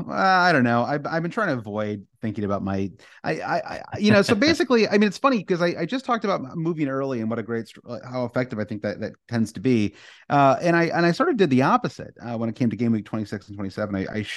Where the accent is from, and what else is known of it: United States